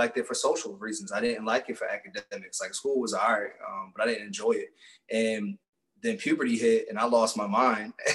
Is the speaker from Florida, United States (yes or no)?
no; Philadelphia, Pennsylvania, United States; I grew up in Roxborough section of Philly. That's Northwest